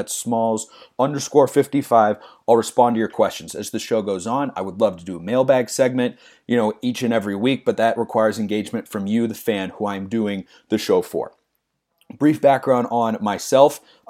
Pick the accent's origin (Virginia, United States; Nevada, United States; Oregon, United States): Oregon, United States; Lake Oswego; Because I was born and raised in Lake Oswego, Oregon.